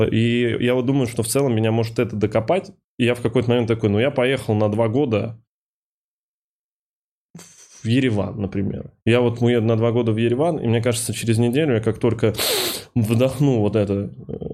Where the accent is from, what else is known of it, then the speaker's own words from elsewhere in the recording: Kovrov, Vladimir Oblast, Russia; moved away; если брать Ковров и Москву, я когда из Коврова уезжал, я в том числе уезжал не помимо там учебы и прекрасной там инфраструктуры и всего остального по сравнению с Ковровым